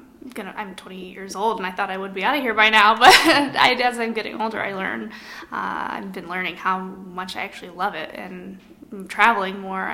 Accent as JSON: {"language": "English", "country": "United States", "tie": "born or raised there", "said": "growing up in the Quad Cities, you're not really exposed to a ton of creative or entertainment-centric industries around here."}